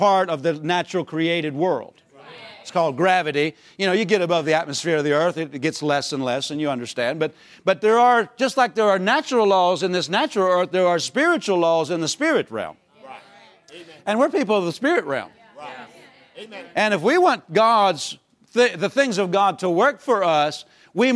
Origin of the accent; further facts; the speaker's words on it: Pennsylvania, United States; moved away as an adult; also born or lived in Tulsa, Oklahoma; we grew up in Pennsylvania